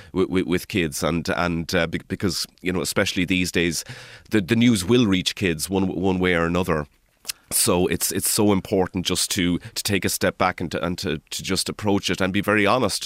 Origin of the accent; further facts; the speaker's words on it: Kilmuckridge, Leinster, Ireland; moved away as an adult; also born or lived in Dublin; now in Glasgow, United Kingdom; I'm originally from Kilmuckridge